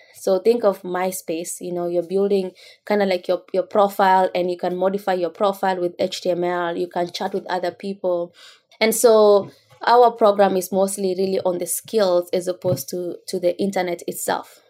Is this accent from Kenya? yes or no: yes; Kenya; moved away as an adult; now in United States; growing up in rural Kenya